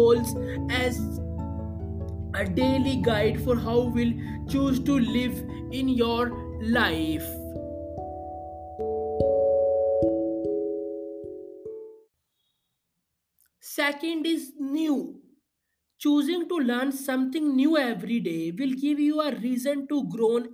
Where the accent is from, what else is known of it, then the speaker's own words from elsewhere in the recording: India; I am from India.